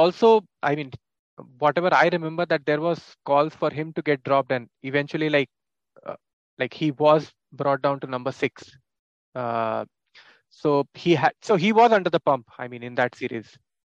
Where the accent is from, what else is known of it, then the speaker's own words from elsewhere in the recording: India; Yeah, so see, as an Indian fan, like I never detested any like teams or any players.